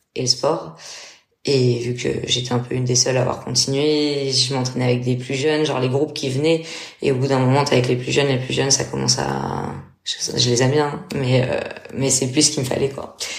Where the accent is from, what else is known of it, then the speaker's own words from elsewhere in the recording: Metz, Grand Est, France; moved away as an adult; also born or lived in Portugal; je suis française, j'ai ans cinq ans. Je suis originaire de Metz.